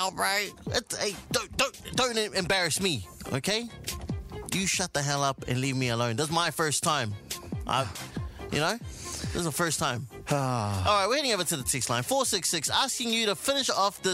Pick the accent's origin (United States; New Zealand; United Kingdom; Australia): New Zealand; Auckland; I was born and raised here in South Auckland